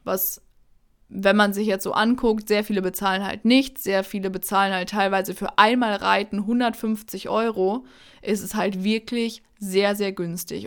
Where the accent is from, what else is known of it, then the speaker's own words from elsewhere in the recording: Münsterland, North Rhine-Westphalia, Germany; wir kommen ja hier aus dem Münsterland